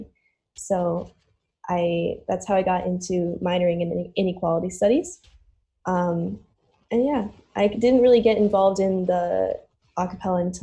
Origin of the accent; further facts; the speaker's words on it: Rochester, New York, United States; also born or lived in Brighton, New York; I grew up in Rochester, New York. And I basically lived there my whole life